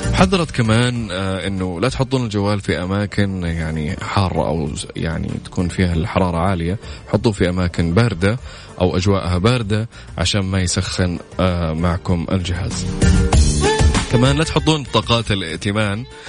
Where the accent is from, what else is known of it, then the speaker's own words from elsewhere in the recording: Saudi Arabia; عندنا في السعوديه هنا